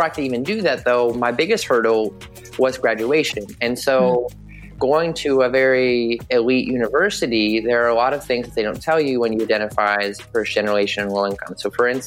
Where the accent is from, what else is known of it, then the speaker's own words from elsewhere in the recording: Southwest Virginia, United States; moved away as an adult; now in Buffalo, United States; I grew up in Southwest Virginia, very small rural town where we probably have more cows than people